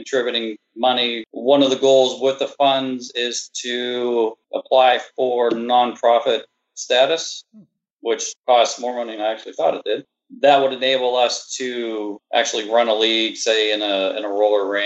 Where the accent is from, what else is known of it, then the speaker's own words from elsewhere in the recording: Western Pennsylvania, United States; moved away; I'm from Western Pennsylvania. It's pop there. It's soda down here.